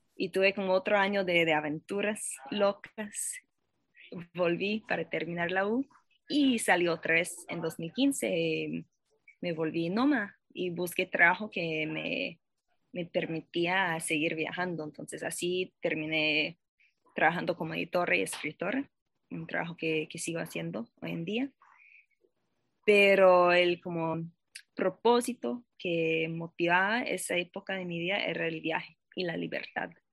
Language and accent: Spanish; Boston, Massachusetts, United States; Spanish is a second language; moved away as an adult; also born or lived in Paris, France; now in Costa Rica; yo nací y crecí a Boston, en los Estados Unidos